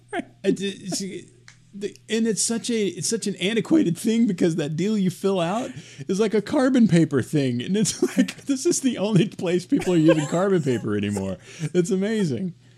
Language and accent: English; Arkansas, United States; I'm from Arkansas